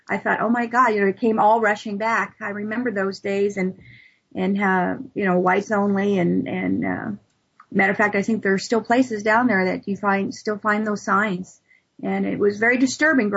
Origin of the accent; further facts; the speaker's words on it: the South, United States; moved away as an adult; now in Salem, United States; I was born and raised in the South